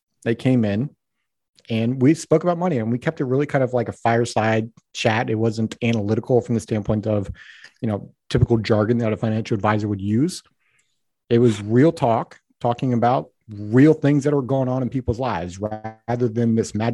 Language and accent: English; Colorado, United States; now in Seattle, United States; I'm from Colorado